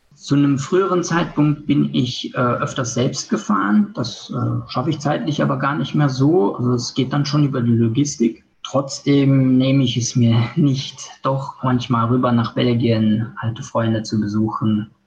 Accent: Luxembourg; also born or lived in England / Germany; Ich bin hier geboren, äh, trage aber doppelte Staatsbürgerschaft, also deutsche

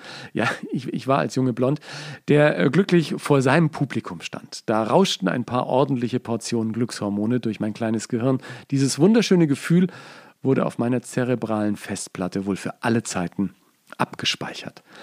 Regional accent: Hummeltal, Bavaria, Germany; also born or lived in Nuremberg; Die meiste Zeit lebten wir mit der Familie in kleinen Städten oder Dörfern wie im fränkischen Hummeltal, eine kleine Gemeinde im Landkreis Bayreuth in Oberfranken

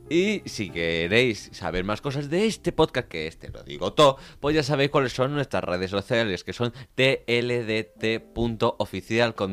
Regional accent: Venezuela; now in Spain; Ah, no, yo soy venezolano, ella es colombiana.

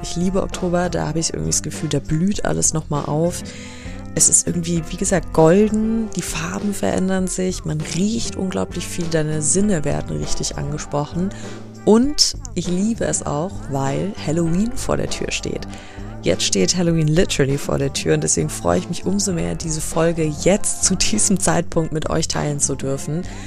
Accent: Germany; ich bin halt in Deutschland geboren, meine Eltern sind auch deutsch

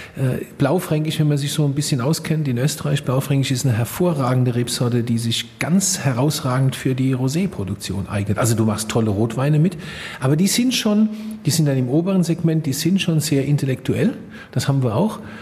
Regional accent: Rhineland-Palatinate, Germany; also born or lived in Rheinhessen; dass ich gebürtiger Pelser bin, dass ich Pelser bin

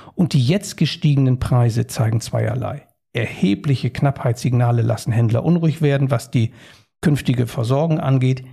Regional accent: Germany; Wir stehen da übrigens als Deutsche in Europa

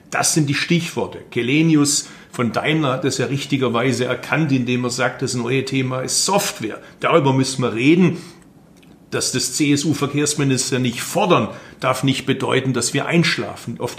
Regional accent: Baden-Württemberg, Germany; Also ich bin Schwabe, darum will ich, dass das Geld effektiv eingesetzt wird.

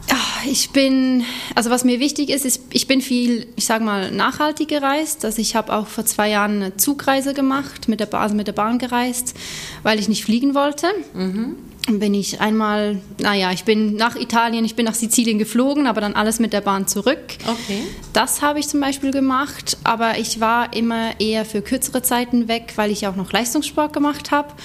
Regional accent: near Lucerne, Switzerland; moved away as an adult; now in Hamburg, Germany; Ich bin in der Nähe von Luzern aufgewachsen

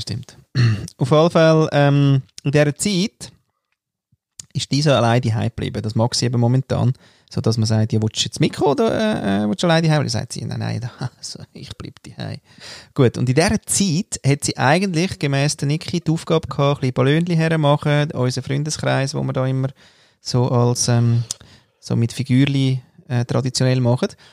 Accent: Austria; moved away; als Österreicher

